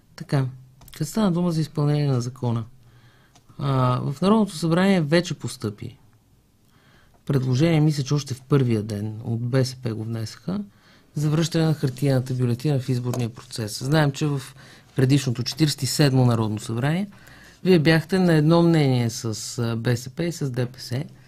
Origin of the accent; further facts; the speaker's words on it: Haskovo, Haskovo Province, Bulgaria; moved away; Аз съм от Хасково. Казвам ви, че майка ми и баща ми живеят там